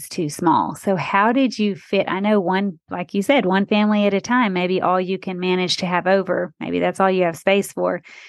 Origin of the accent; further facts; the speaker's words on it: Texas, United States; moved away; also born or lived in Arkansas / Texarkana; Texas, my home state, one of them. I claim Texas and Arkansas, since I lived in Texarkana, a border city.